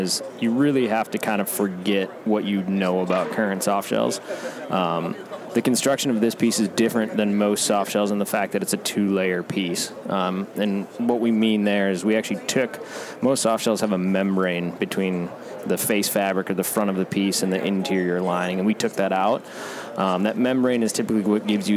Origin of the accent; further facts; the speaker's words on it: Midwest, United States; I grew up in the Midwest